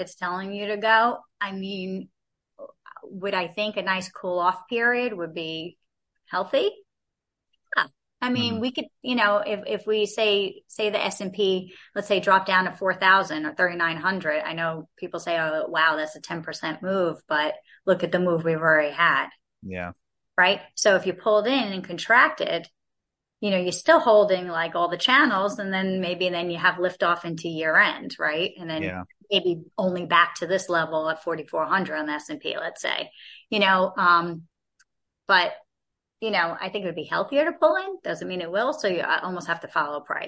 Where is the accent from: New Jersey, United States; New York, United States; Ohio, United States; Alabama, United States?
New York, United States; New York City; moved away as an adult; now in Georgia, United States; we're from New York, my family. I mean, I lived in New York my whole life